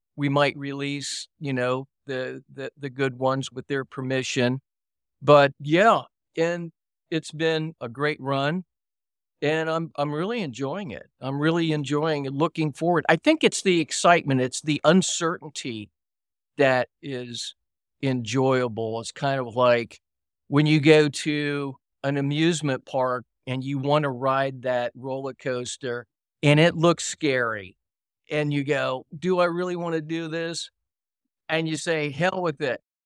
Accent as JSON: {"language": "English", "town": "Miami", "region": "Florida", "country": "United States", "tie": "born or raised there", "also_born_or_lived": "Virginia / Los Angeles", "moved": "yes", "said": "I grew up in Florida, I grew up in Miami, and was living in Virginia, had gone to high school there"}